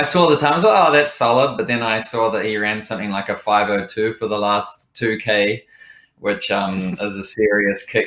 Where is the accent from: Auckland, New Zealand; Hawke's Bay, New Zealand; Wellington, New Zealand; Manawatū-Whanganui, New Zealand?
Wellington, New Zealand; Lower Hutt; working my way up through some of the more challenging kitchens in Lower Hutt, my hometown